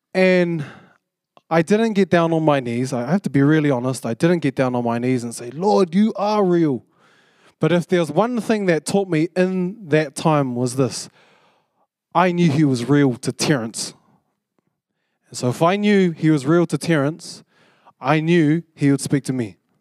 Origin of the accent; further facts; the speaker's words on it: Porirua, Wellington, New Zealand; moved away as an adult; now in Auckland, New Zealand; I came up from Purirua, 'cause I, I grew up in Purirua.